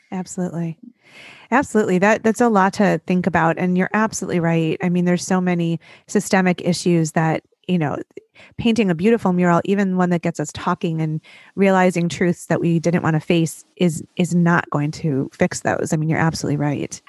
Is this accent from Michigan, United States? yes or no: yes; Detroit, Michigan, United States; my hometown of Detroit